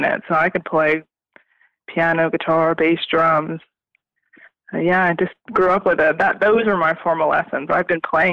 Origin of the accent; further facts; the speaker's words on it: South New Jersey, United States; I am from South New Jersey, right outside of Philadelphia